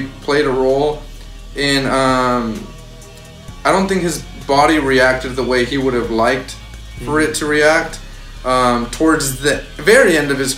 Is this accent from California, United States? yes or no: yes; Santa Rosa, California, United States; We're from Santa Rosa.